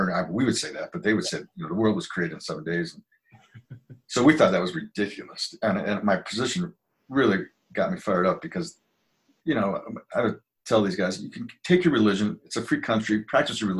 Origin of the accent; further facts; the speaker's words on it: Milwaukee, Wisconsin, United States; moved away as an adult; also born or lived in Park City, Utah; now in Utah, United States; I grew up in Milwaukee in a kind of a suburban environment